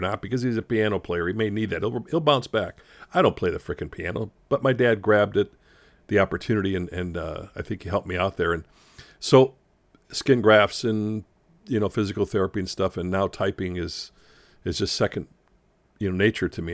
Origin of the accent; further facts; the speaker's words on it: Chicago, Illinois, United States; I grew up in Chicago